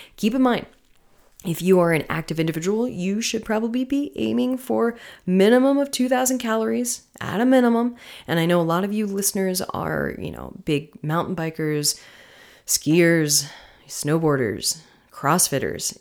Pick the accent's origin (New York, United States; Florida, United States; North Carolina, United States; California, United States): Florida, United States; moved away; I am from Florida.